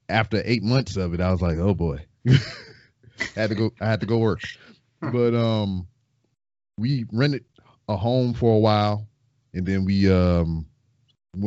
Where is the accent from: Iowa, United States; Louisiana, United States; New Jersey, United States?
Louisiana, United States; Lake Charles; moved away as an adult; now in Houston, United States; I am from Lake Charles, Louisiana